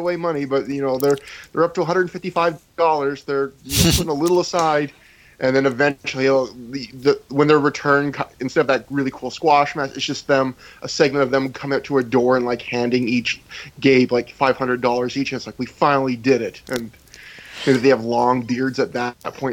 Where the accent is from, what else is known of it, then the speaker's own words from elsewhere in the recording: Canada; I'm a Canadian